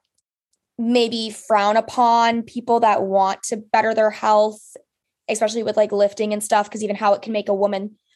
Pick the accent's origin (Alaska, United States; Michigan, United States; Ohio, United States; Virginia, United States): Michigan, United States; Upper Peninsula of; I'm from the Upper Peninsula of Michigan by Lake Superior